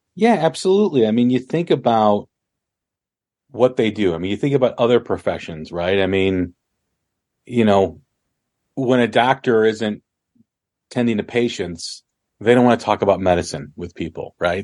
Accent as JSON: {"language": "English", "town": "Des Plaines", "region": "Illinois", "country": "United States", "tie": "born or raised there", "said": "I grew up in Displains, Illinois"}